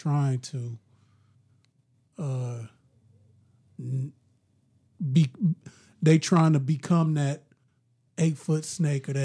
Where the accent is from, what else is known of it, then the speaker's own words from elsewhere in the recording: Champaign, Illinois, United States; my hometown in a better place. I'm still here.